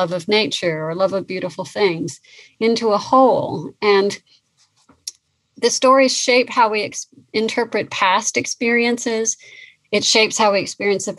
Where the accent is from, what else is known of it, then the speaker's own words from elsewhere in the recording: California, United States; I grew up in California on the coast.